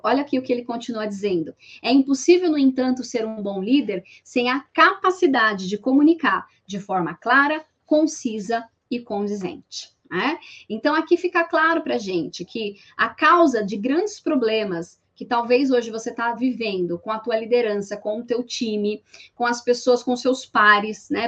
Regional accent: São Paulo, Brazil; sou paulista

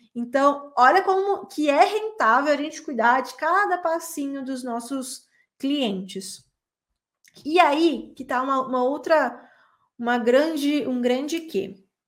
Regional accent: São Paulo, Brazil; moved away as an adult; now in Belo Horizonte, Brazil; eu sou de São Paulo e eu vim morar em, em Belo Horizonte pela primeira vez em 2010

